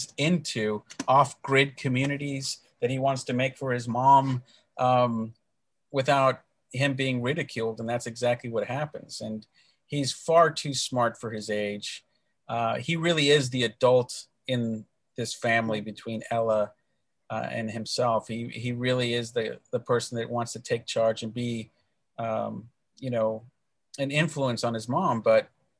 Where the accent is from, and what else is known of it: El Paso, Texas, United States; born or raised there; moved away as an adult; now in Los Angeles, United States